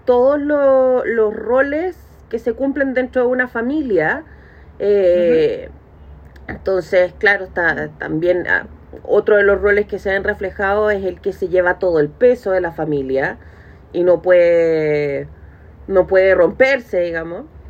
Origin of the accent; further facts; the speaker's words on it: Chile; uno como chileno